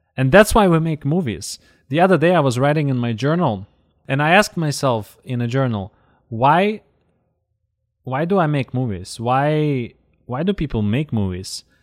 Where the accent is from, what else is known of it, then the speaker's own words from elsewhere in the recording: Zaporizhzhia, Zaporizhzhia Oblast, Ukraine; in the neighborhood where I grew up in Zaporozhye